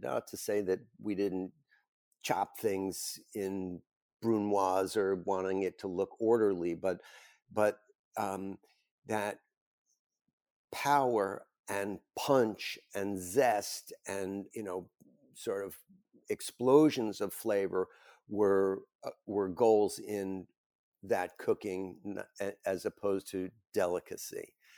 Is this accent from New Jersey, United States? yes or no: yes; Bergen County, New Jersey, United States; I grew up in Bergen County, New Jersey, a suburban town just over the George Washington Bridge from the city